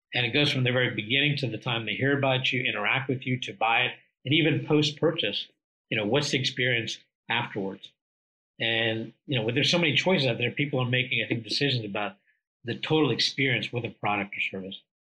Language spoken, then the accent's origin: English; India; moved away; I was originally born from India.